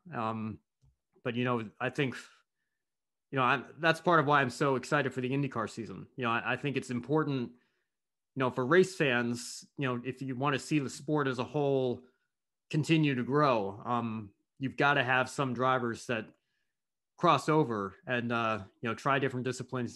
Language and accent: English; United States; as an American